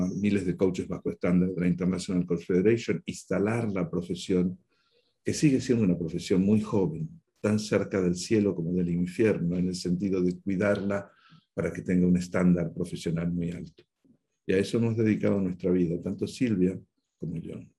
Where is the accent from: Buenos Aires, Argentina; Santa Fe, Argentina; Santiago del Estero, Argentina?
Buenos Aires, Argentina; moved away as an adult; now in Spain; por mi acento tú ya sabes que yo nací en el Río de la Plata, nací en la Argentina, en Buenos Aires